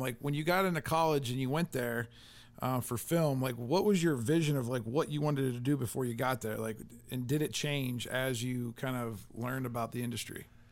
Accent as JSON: {"language": "English", "town": "Canton", "region": "Ohio", "country": "United States", "tie": "born or raised there", "said": "I grew up in Canton, Ohio"}